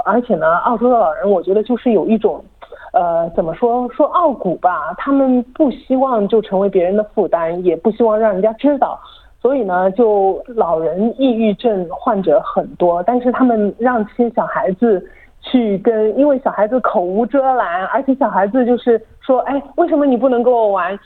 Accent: China; moved away as an adult; now in Australia; 毕竟是土生土长的中国人

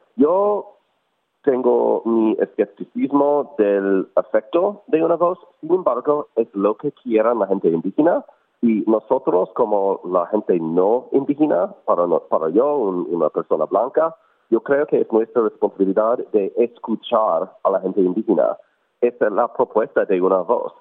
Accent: United States; now in Melbourne, Australia; yo soy inmigrante de los Estados Unidos originalmente

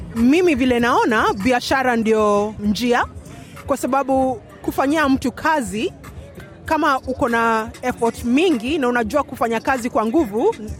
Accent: Kenya; now in Australia; tumetoka Kenya

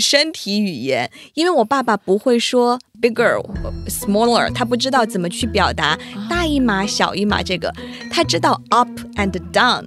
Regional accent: China; first language Mandarin; 我们中国人

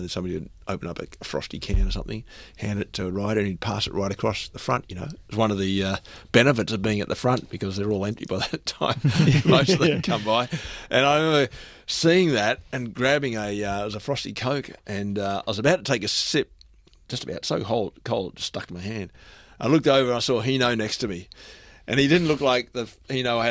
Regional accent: Melbourne, Victoria, Australia; I grew up here in Melbourne

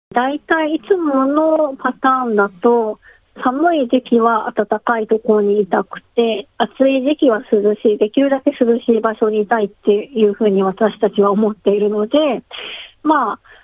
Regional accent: Tokyo, Japan; moved away as an adult; now in Australia; 私自身は東京出身で、全然アウトドアも無縁で、えー、育ってきて

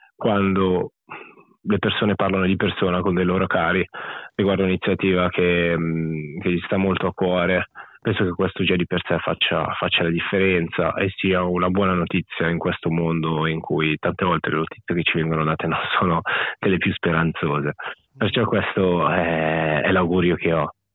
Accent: Italy; moved away as an adult; also born or lived in Australia; sono cresciuto ovviamente in Italia fino a che avevo 26 anni

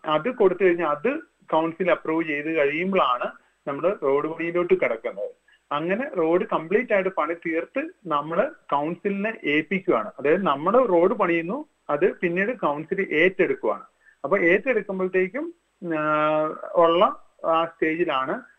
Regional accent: Kottayam, Kerala, India; now in Melbourne, Australia; ഞാൻ എന്റെ ബ്രദർ രണ്ടുപേരും കോട്ടയംകാരാണ്

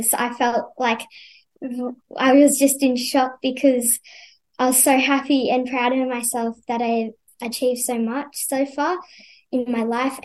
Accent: Yued land, Western Australia, Australia; now in New South Wales, Australia; I'm from Yuwerd land, which is in Western Australia

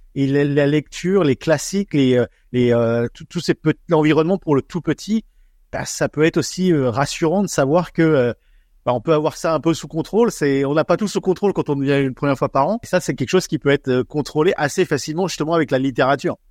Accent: France; now in Australia

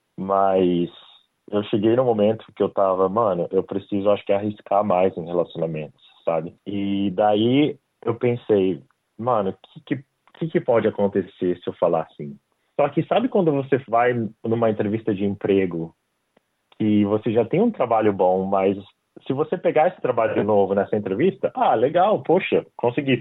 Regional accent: Brazil; moved away as an adult; now in Australia; eu saí do Brasil, eu dava aula de inglês

